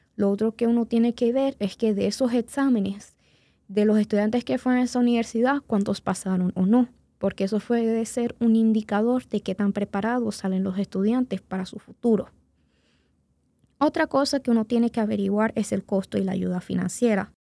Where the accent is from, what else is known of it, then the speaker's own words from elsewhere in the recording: Venezuela; now in Indianapolis, United States; como yo nací en Venezuela y después vine acá a los Estados Unidos